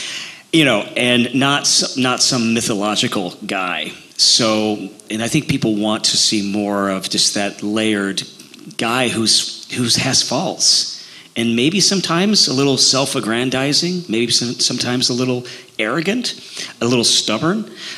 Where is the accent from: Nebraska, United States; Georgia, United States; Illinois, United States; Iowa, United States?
Illinois, United States; accent: Midwestern; I'm from Illinois. I have a Midwestern accent